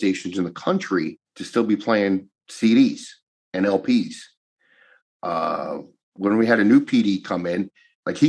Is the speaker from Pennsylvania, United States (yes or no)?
yes; Duryea, Pennsylvania, United States; growing up in Duryea